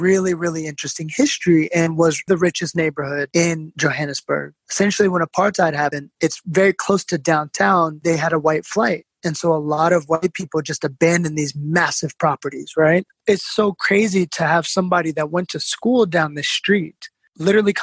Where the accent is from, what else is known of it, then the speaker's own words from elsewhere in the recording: Seattle, Washington, United States; also born or lived in New York; now in South Africa; what I grew up in Seattle